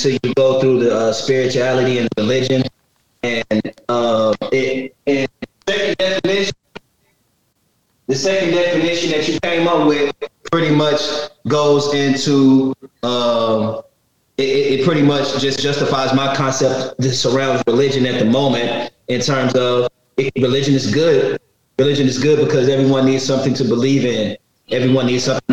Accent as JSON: {"language": "English", "region": "the South", "country": "United States", "said": "I'm from the South, you know, I grew up going to church Sundays, Wednesdays"}